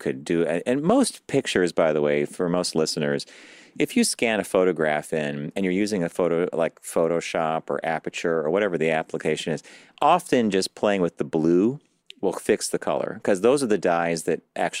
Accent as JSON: {"language": "English", "town": "Pittsburgh", "region": "Pennsylvania", "country": "United States", "tie": "born or raised there", "said": "I was born in Pittsburgh, and that's where my mom is from."}